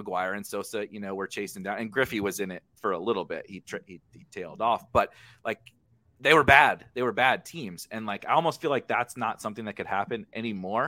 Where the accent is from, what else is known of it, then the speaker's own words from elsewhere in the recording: Midwest, United States; I'm from the Midwest